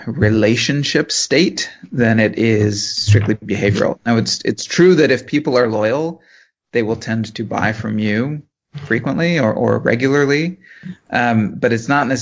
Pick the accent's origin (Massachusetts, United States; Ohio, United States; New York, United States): Ohio, United States; Cleveland; I grew up in the Cleveland area